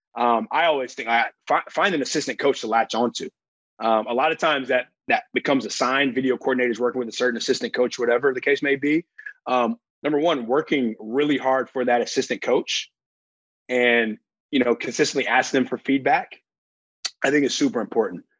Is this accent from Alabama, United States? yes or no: yes; Alabama, United States; I grew up in Alabama.